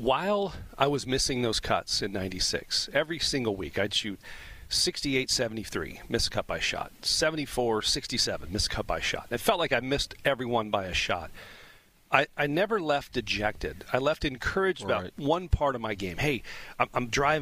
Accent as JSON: {"language": "English", "region": "Southern California", "country": "United States", "tie": "born or raised there", "said": "as a kid growing up in Southern California"}